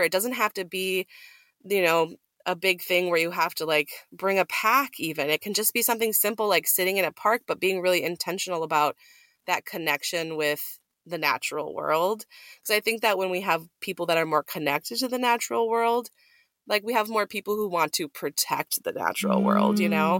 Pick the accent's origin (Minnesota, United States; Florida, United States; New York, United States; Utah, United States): Minnesota, United States; moved away; Minnesota, my home state